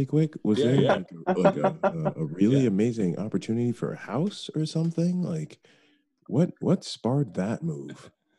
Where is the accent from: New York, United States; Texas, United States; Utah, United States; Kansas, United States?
New York, United States; Rockland County; also born or lived in Bronx, New York; I was born in the Bronx. And my parents moved up to Rockland County.